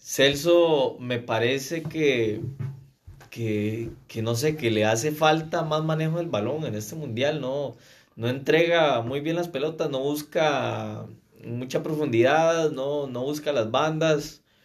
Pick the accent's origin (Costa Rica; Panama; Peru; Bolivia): Costa Rica; como un tico